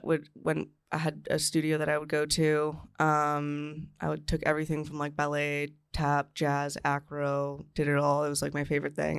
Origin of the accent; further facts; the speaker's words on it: Newmarket, Ontario, Canada; Newmarket, Ontario